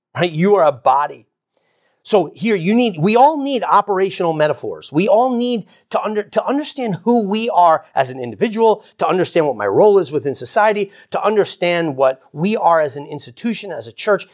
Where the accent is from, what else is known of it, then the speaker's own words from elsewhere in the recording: United States; I grew up in America